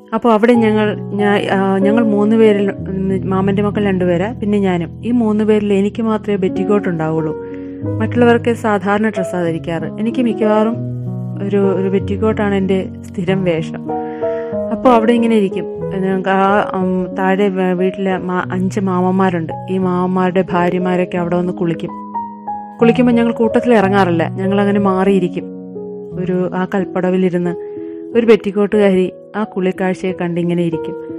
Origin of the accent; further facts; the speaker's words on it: Ozhukupara, Kerala, India; ഞാൻ ജനിച്ചത് വെമ്പായത്തിനടുത്തുള്ള ഒഴുകുപാറ എന്ന ഗ്രാമത്തിലാണ്